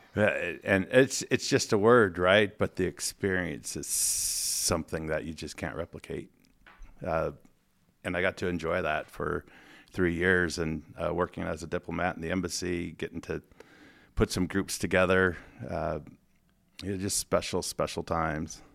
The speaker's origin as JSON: {"language": "English", "town": "Fortine", "region": "Montana", "country": "United States", "tie": "born or raised there", "moved": "as an adult", "lives_now": "Spokane, United States", "said": "I grew up in Northwest Montana, ran around the woods, played with sticks"}